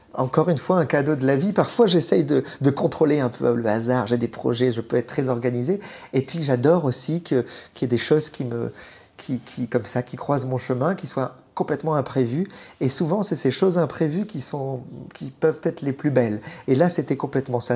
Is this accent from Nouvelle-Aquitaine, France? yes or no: yes; Bordeaux, Nouvelle-Aquitaine, France; now in Paris, France; Je suis né à Bordeaux, j'ai grandi pas loin des vagues, je vais très souvent à Lacano, Cap Ferré.